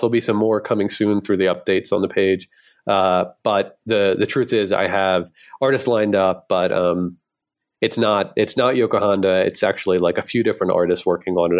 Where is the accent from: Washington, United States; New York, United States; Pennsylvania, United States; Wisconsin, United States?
Pennsylvania, United States; Philadelphia; I'm from Philly